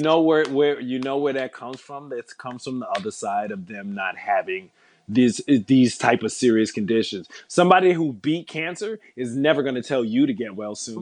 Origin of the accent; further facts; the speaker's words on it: New York City, New York, United States; coming up in New York City